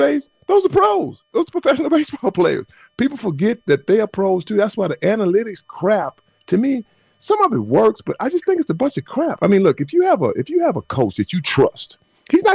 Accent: Texas, United States; moved away; I'm from Texas

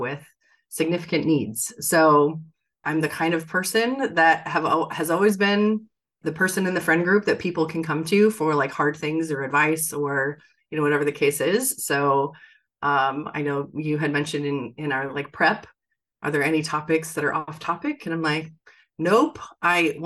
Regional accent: Bay Area, California, United States; I was born in the Bay Area.

